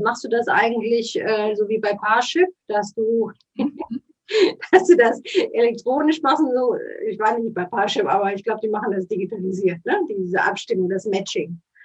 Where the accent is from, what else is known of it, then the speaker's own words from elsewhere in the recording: Cologne, North Rhine-Westphalia, Germany; Man hört das ja auch so ein bisschen. wir kommen aus Köln.